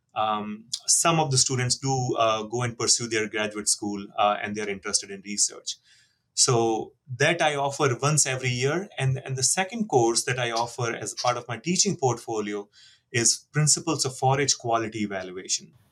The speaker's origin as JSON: {"language": "English", "country": "India", "moved": "yes", "said": "I'm from India"}